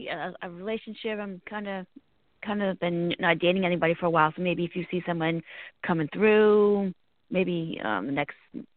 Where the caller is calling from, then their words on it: Virginia, United States; I'm calling from Virginia.